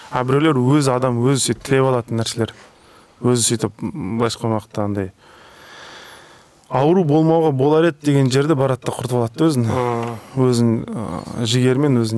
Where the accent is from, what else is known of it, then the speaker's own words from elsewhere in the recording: Kazakhstan; біз қазақ халқы не ғой андай өте қонақ жайлы жұмсақ халықпыз бірақ одновременно өте қырсық халықпыз ғой